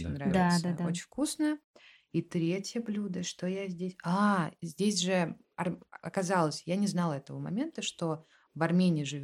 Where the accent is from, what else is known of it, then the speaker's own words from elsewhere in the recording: Russia; Я россиянин просто